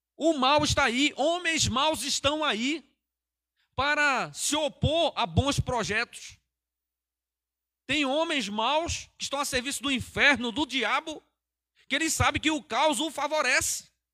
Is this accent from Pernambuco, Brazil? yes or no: yes; Pernambuco, Brazil; moved away as an adult; now in Cajamar, Brazil; Eu sou nordestino, eu sou da terra lá que o máximo de frio que faz lá é 18 graus, 18, 19 graus